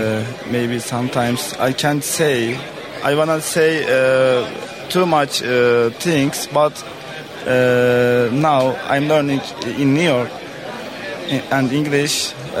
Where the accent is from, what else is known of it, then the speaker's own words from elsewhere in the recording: Turkey; English is a second language; I'm from Turkey.